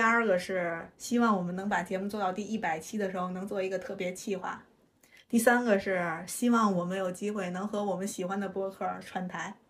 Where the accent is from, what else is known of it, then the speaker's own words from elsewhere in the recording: Tianjin, China; 我们天津人自带的就是快乐的音，音符儿